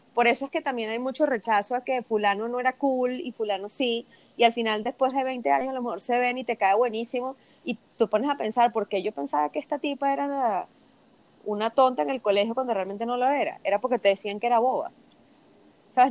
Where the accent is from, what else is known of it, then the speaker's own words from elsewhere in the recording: Venezuela; moved away as an adult; desde que me fui de Venezuela hace unos años